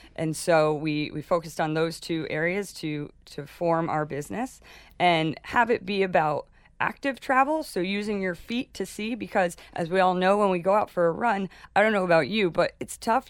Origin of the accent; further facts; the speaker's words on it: Rhinebeck, New York, United States; moved away as an adult; also born or lived in Darien, Panama; I grew up in Rhinebeck, New York